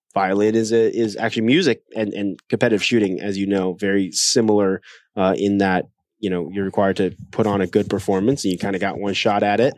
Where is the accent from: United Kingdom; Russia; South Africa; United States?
United States; Ohio; moved away as an adult; also born or lived in South Korea / Iowa / China / Greenville, South Carolina; now in Wisconsin, United States; then I grew up the rest of my childhood in Ohio